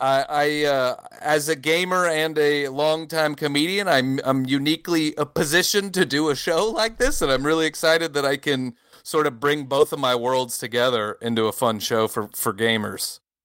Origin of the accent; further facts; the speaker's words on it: United States; moved away as an adult; now in France; I grew up in America, but I live in France now